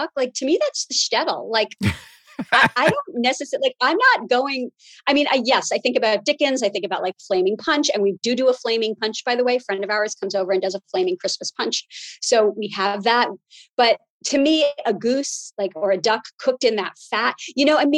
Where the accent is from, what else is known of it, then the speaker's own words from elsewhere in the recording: New York City, New York, United States; I grew up in Brooklyn. My grandmother lived right near us in Flatbush